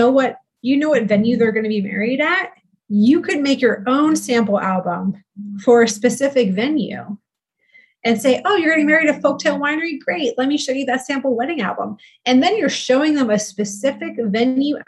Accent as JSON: {"language": "English", "region": "East Coast", "country": "United States", "moved": "as an adult", "said": "I am originally from the East Coast, right? Which, you know, and I moved here about 8 years ago"}